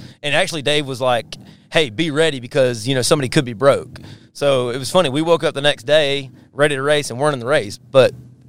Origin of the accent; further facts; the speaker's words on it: South Carolina, United States; so I'm part of Team Indiana, but I'm from South Carolina